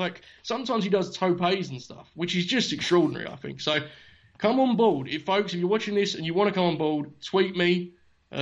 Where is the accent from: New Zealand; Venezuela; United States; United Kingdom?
United Kingdom; As a Brit